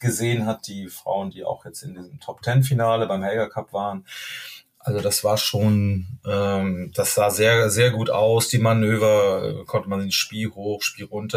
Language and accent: German; Duisburg, North Rhine-Westphalia, Germany; now in Hamburg, Germany; wir kommen ja eigentlich aus, aus Duisburg